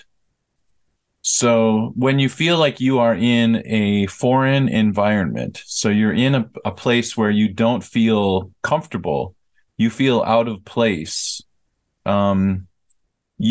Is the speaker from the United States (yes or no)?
yes; United States; moved away as an adult; now in South Korea; I am American, and I lived in America for the first 22 years of my life